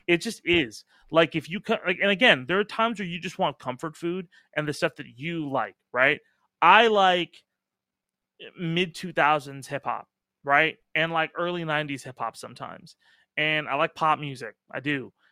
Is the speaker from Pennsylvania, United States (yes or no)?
no; Irvine, California, United States; I grew up in Irvine.